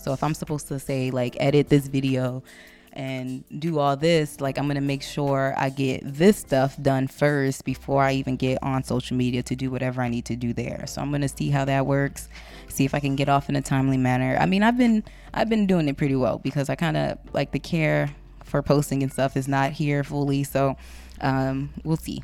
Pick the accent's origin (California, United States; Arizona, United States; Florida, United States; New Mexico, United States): California, United States; Compton; I'm still from Compton, so this is the shit I grow, I grew up on.